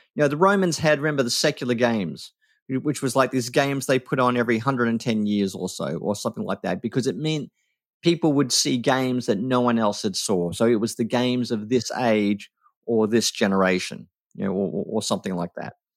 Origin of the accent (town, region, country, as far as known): Australia